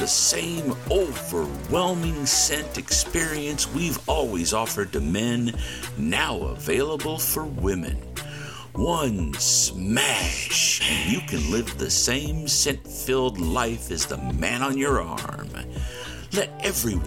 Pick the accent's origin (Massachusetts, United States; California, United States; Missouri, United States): Missouri, United States; Independence; my hometown of Independence, Missouri